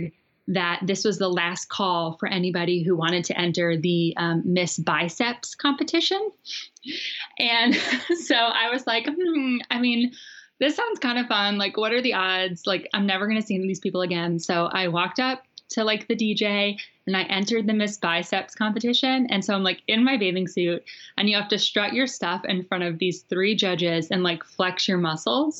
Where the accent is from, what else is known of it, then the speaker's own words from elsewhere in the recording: Long Island, New York, United States; moved away as an adult; now in Charlotte, United States; I'm originally from Long Island, New York